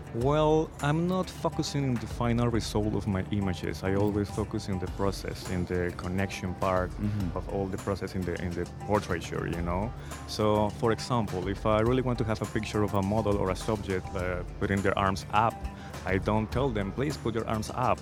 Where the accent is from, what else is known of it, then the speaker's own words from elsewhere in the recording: Cali, Valle del Cauca, Colombia; moved away; my city, Cali, was really well known for being the resistance uh, point